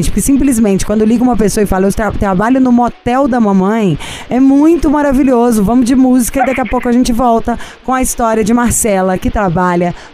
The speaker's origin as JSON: {"language": "Portuguese", "region": "São Paulo", "country": "Brazil", "said": "Você tá falando porque a gente é paulista, por causa do nosso meio."}